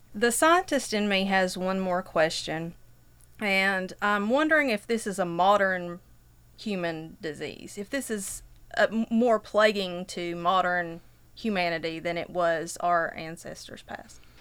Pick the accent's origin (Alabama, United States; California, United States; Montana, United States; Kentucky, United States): Kentucky, United States; Whitesburg; I'm from Whitesburg